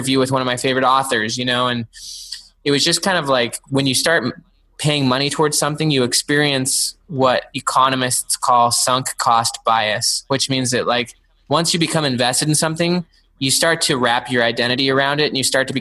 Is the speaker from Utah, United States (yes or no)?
yes; Salt Lake City, Utah, United States; now in Clemson, United States; I grew up in Salt Lake City, actually, just like right in the city.